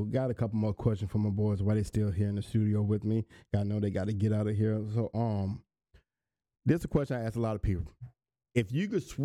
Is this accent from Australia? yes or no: no; Decatur, Georgia, United States; I grew up in Decatur